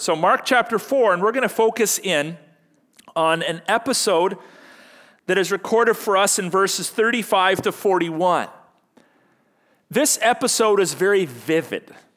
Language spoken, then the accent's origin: English; Canada; happy one hundred fiftieth birthday to our country. You know, as, as Canadian Christians